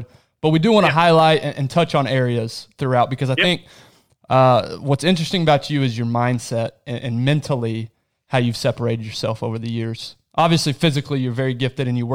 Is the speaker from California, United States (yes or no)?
no; Abilene, Texas, United States; moved away; back in Abilene, where my hometown